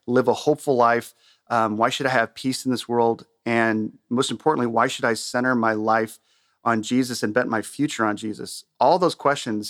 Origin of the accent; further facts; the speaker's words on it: Southern California, United States; moved away as an adult; also born or lived in Chicago, United States / Minooka, Illinois, United States; now in Illinois, United States; I was born and raised in Southern California and came to the Midwest to go to school.